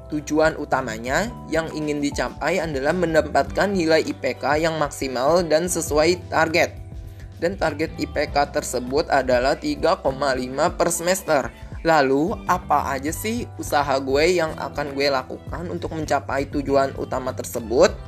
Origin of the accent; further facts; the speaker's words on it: Tangerang, Banten, Indonesia; Asal daerah gue dari mana sih? Asal daerah gue dari kota Tangerang, Provinsi Banten.